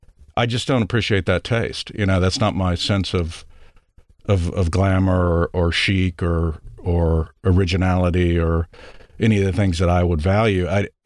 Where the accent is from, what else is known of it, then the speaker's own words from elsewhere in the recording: Odessa, Texas, United States; to trying to hide my Texas background or parts of my life, you know, like not having to admit that I was from Odessa, you know, which has plenty of mobile homes